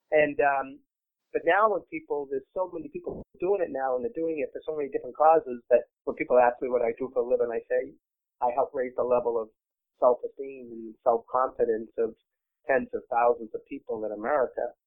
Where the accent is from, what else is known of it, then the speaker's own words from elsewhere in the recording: Medford, Massachusetts, United States; my hometown of Medford, Mass